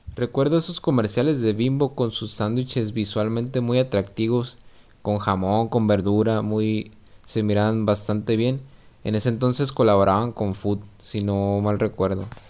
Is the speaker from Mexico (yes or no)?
yes; Mexico; parte de nuestra comida básica como mexicanos